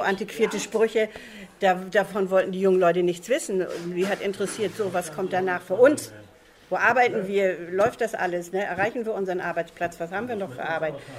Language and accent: German; Mecklenburg-Vorpommern, Germany; Man ist ja auch in, in Mecklenburg-Vorpommern aufgewachsen